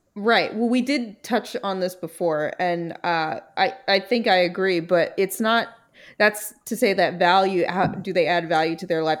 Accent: New York City, New York, United States; I just was born in Brooklyn and thrilled about it

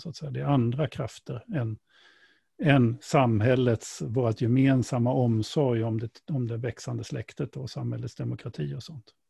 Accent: Sweden; vi som svenskar

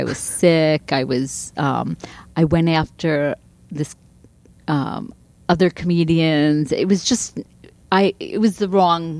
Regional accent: Long Island, New York, United States; moved away; also born or lived in Boston / Pasadena, California; I'd never lived in New York City before. I'm from Long Island.

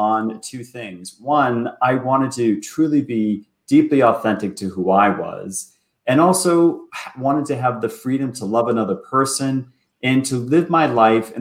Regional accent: Boston, Massachusetts, United States; moved away as an adult; also born or lived in New York City; now in Toronto, Canada; I was born and raised in Boston.

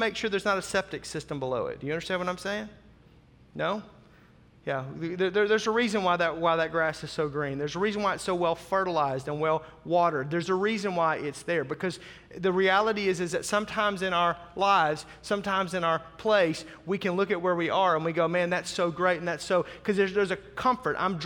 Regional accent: Northwest Arkansas, United States; also born or lived in Tulsa, Oklahoma; now in Germantown, United States; I grew up in Northwest Arkansas

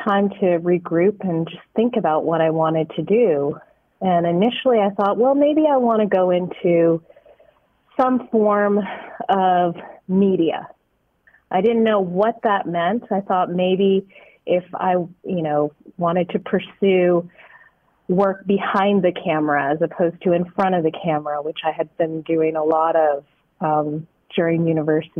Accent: Kitchener, Ontario, Canada; moved away; I'm actually originally from Ontario, Canada, a city called Kitchener

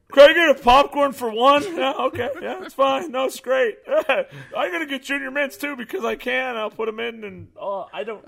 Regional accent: Chicago, Illinois, United States; moved away; I moved away from Chicago.

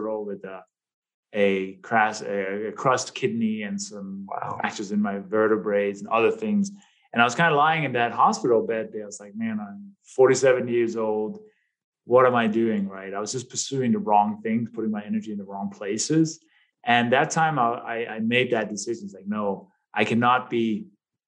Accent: Denmark; English is a second language; moved away as an adult; now in United States; people may detect a little bit of an accent. And as you in the intro, you said, you know, I came from Denmark. I've been here. I've literally been in the U.S. for half of my life now. I just turned 50 this year.

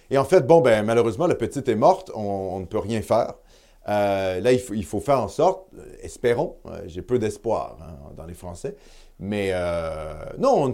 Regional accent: Quebec, Canada; Et ça, il faut tenir ça en compte en tant que Québécois.

